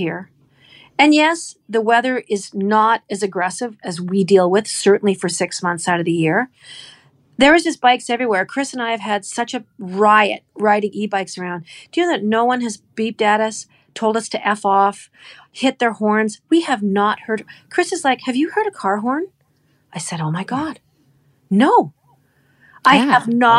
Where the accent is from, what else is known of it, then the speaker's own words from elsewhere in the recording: Canada; Where are you from? I said, Canada